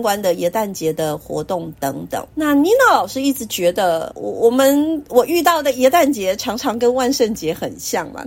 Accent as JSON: {"language": "Chinese", "country": "Taiwan", "said": "为什么我们台湾人都都好像就是糖果？"}